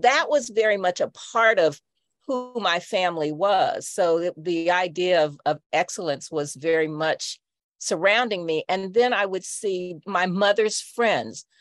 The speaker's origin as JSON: {"language": "English", "town": "Indianapolis", "region": "Indiana", "country": "United States", "tie": "born or raised there", "also_born_or_lived": "Chicago", "said": "I grew up in Indianapolis, uh, in a suburb that was Black"}